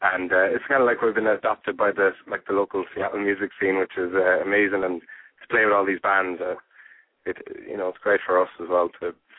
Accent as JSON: {"language": "English", "country": "Ireland", "also_born_or_lived": "Spain", "said": "we're an Irish band, but we met out in there's a tourist area of Spain that had a lot of live music in the area, and we kind of got together and jammed, and then we moved from there to Ireland and made our name in Ireland."}